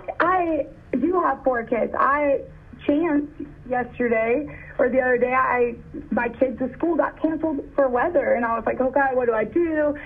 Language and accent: English; Oklahoma City, Oklahoma, United States; now in Frisco, United States; It's why I moved to Texas from Oklahoma City.